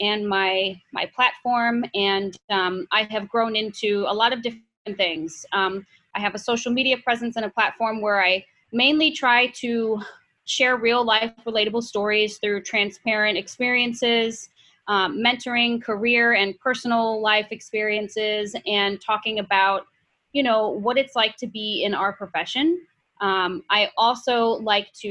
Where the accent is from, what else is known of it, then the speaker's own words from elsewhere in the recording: St. Louis, Missouri, United States; moved away as an adult; now in New York City, United States; I was actually born and raised in St. Louis